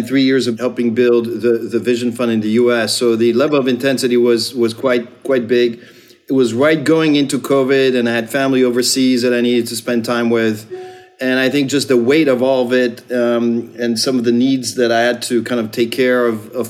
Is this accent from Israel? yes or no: yes; Israel; moved away as an adult; now in United States; I grew up in Israel and moved to the States to get a scholarship